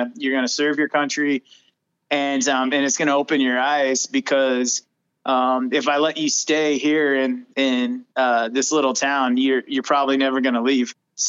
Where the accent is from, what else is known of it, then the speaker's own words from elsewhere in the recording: Oregon, United States; moved away as an adult; I am Oregonian, and moved out of the state when I joined the military